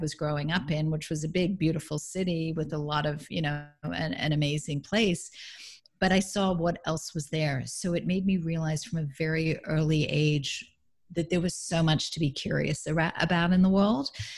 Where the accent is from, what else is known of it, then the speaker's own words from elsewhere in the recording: Melbourne, Victoria, Australia; now in California, United States; Grew up in Melbourne, Australia.